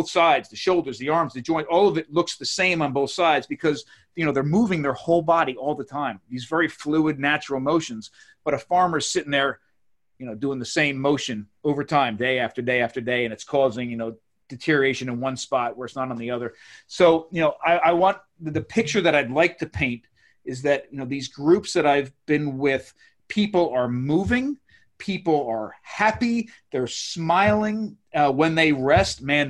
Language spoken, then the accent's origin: English; Maryland, United States; I come from Maryland